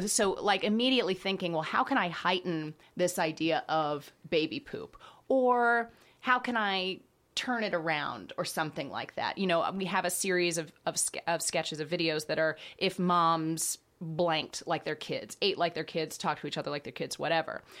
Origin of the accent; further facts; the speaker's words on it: Dallas, Texas, United States; moved away as an adult; also born or lived in Boston / Chicago; I'm from Dallas